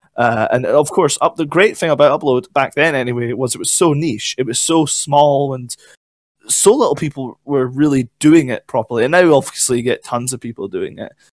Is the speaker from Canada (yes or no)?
no; Scotland, United Kingdom; I'm Scottish